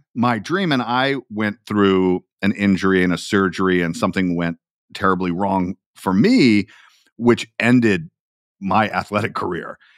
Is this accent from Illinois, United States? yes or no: no; Atlanta, Georgia, United States; That is where I am from